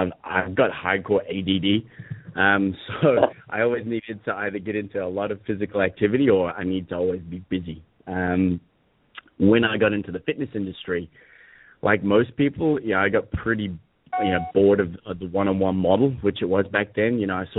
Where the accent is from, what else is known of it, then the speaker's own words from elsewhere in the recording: Hong Kong; I think so, and I grew up in an American international school in Hong Kong, so my accent's a bit all over the place.